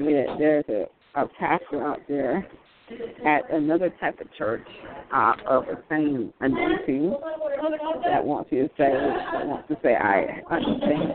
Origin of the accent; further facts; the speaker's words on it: Florida, United States; I'm from Florida, actually